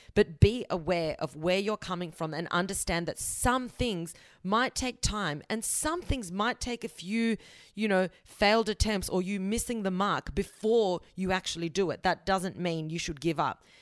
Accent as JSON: {"language": "English", "country": "Australia", "tie": "born or raised there", "said": "I'm born in Australia, but my family is South American"}